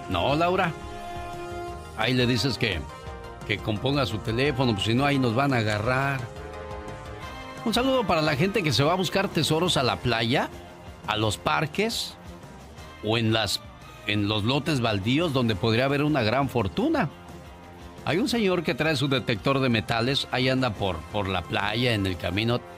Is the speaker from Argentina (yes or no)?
no; Monterrey, Nuevo León, Mexico; moved away; salí de Monterrey, pero Monterrey nunca salió de mí.